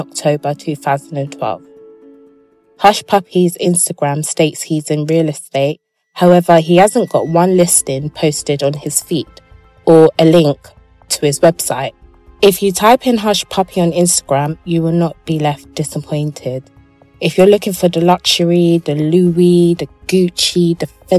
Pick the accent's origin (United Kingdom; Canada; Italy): United Kingdom; England; accent: English; my accent is just too brothelized. Yeah, basically it's too English.